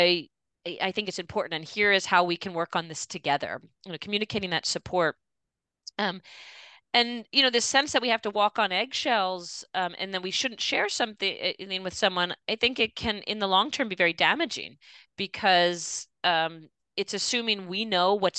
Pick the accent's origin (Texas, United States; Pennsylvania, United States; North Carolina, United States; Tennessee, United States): Pennsylvania, United States; Philadelphia; I grew up in the Philadelphia area, a Jewish family